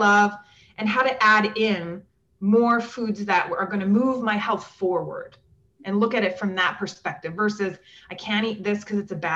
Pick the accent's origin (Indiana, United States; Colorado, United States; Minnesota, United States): Minnesota, United States; moved away; also born or lived in the South; I grew up in Minnesota